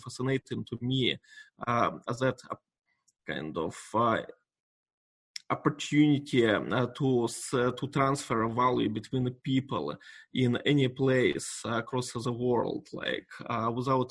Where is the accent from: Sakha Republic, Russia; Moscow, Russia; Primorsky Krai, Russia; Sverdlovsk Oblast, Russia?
Sverdlovsk Oblast, Russia; Yekaterinburg; English is a second language; moved away as an adult; also born or lived in Palo Alto, California; now in Bratsk, Russia; I had a piece of real estate in my hometown in Yekaterinburg